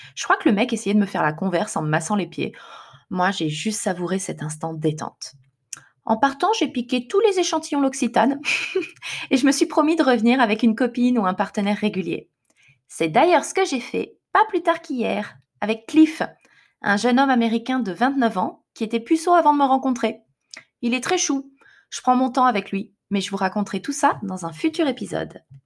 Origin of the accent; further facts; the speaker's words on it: France; moved away as an adult; now in Japan; Je suis française mais je vis au Japon.